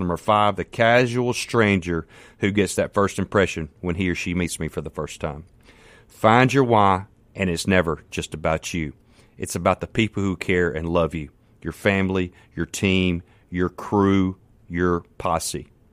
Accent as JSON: {"language": "English", "town": "Canton", "region": "Mississippi", "country": "United States", "said": "I'm from Canton, Mississippi. Man, I'm just a country boy"}